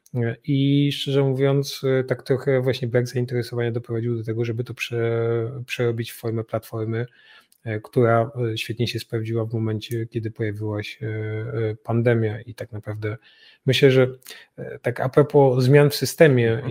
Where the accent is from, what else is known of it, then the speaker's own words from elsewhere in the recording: Katowice, Silesian Voivodeship, Poland; placówkę w Katowicach, z czego się bardzo cieszę, bo to moje rodzinne miasto